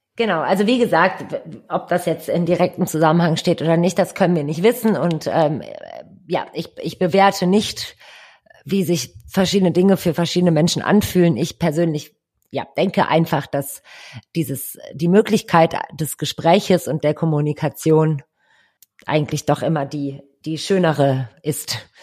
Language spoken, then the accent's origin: German; Düsseldorf, North Rhine-Westphalia, Germany; bin Düsseldorferin